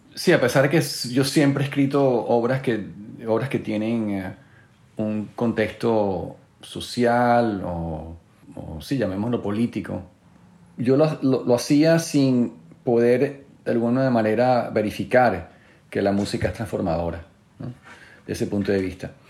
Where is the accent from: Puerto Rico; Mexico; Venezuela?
Venezuela; siendo venezolano